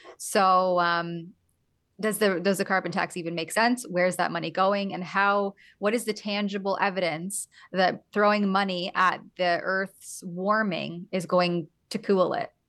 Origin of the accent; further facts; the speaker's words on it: Canada; As a Canadian, I crossed back into Canada.